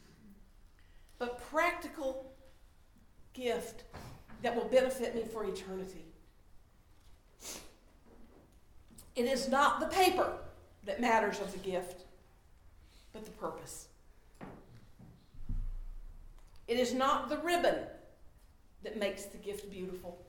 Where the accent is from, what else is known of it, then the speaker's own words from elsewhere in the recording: Charlotte, North Carolina, United States; I love my hometown